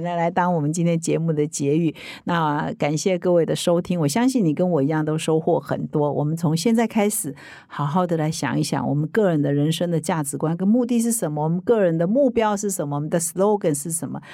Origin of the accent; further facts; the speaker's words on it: Taiwan; 我们台湾人